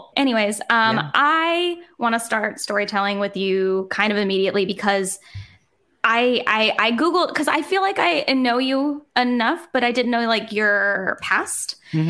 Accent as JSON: {"language": "English", "region": "New Jersey", "country": "United States", "said": "I come from New Jersey"}